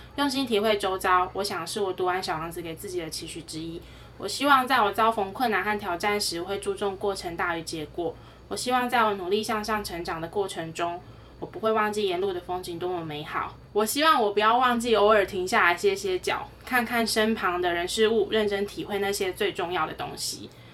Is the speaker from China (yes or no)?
no; Taiwan; 这是身为台湾人值得骄傲的地方。